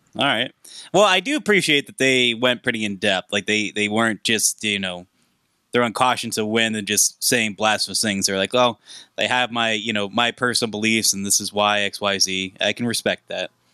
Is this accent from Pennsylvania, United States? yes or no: yes; Pittsburgh, Pennsylvania, United States; I'm from Pittsburgh, Pennsylvania.